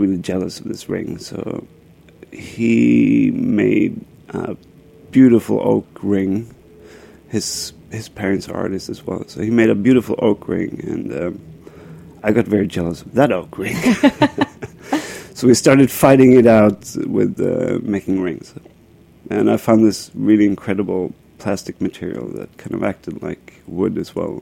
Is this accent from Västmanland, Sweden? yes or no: no; Stockholm, Stockholm County, Sweden; moved away as an adult; now in Brooklyn, United States; I grew up in Stockholm, Sweden. Came here about 10 years ago.